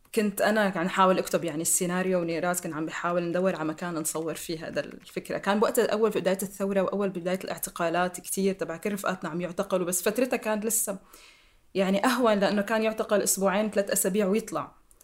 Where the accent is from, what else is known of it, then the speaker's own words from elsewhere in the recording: Damascus, Damascus Governorate, Syria; accent: Syrian; moved away; سوريا هي البلد اللي عشت فيه واللي ربيت فيه واللي درست بجامعاته واللي بحكي لهجته